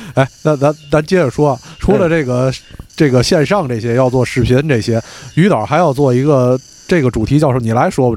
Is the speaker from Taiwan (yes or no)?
no; Tianjin, China; 我作为天津人